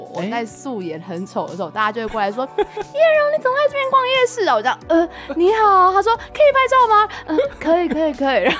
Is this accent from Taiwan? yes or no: yes; Hsinchu, Taiwan; now in Taipei, Taiwan; 我是一位来自新竹，然后现在在台北打拼努力的歌手。